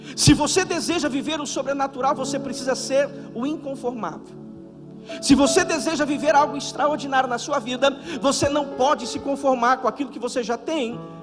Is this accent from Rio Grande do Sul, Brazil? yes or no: no; Birigui, São Paulo, Brazil; moved away as an adult; now in Cascais, Portugal; Lá em Portugal eu falo que eu sou de Birigui, ninguém conhece, ninguém sabe onde é